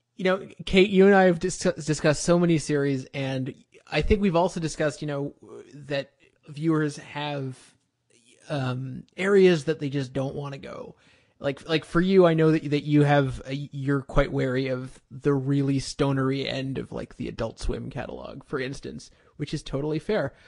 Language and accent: English; Canada; I'm Canadian